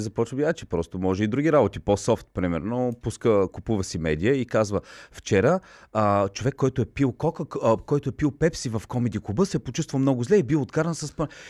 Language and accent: Bulgarian; Bulgaria; аз като българин